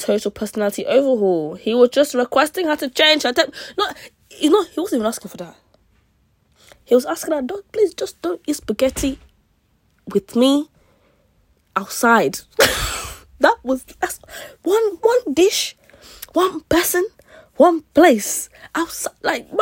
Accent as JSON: {"language": "English", "country": "United Kingdom", "tie": "born or raised there", "said": "I'm Nigerian. I'm Nigerian and British"}